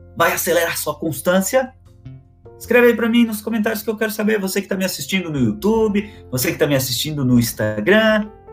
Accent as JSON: {"language": "Portuguese", "town": "Florianópolis", "region": "Santa Catarina", "country": "Brazil", "tie": "born or raised there", "moved": "yes", "lives_now": "Balneário Camboriú, Brazil", "said": "Eu sou natural de Florianópolis, tá? Sou natural de Florianópolis"}